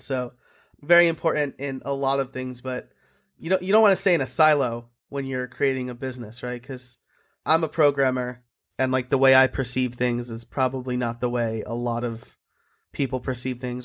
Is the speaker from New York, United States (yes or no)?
yes; New York, United States; I'm an Italian from New York